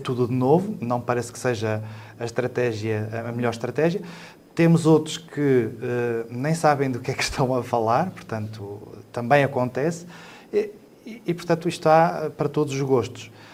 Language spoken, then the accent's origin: Portuguese; Lamego, Norte, Portugal; also born or lived in Mirandela / Chaves; a partir do quinto ano fiquei sempre por, um, por Lamego